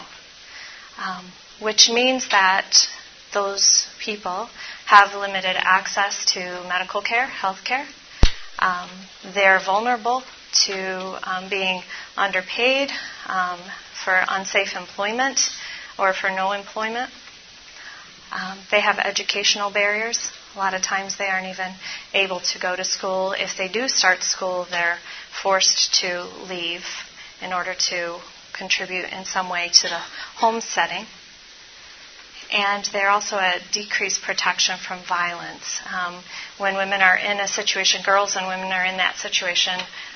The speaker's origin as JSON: {"language": "English", "town": "Baltimore", "region": "Maryland", "country": "United States", "said": "I'm from Baltimore"}